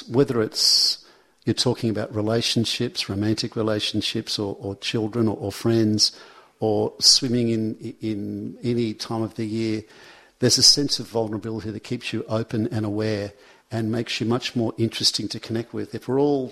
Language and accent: English; Sydney, New South Wales, Australia; also born or lived in Manly; I moved out when I was 18 years old. I moved from Brookvale into Manly.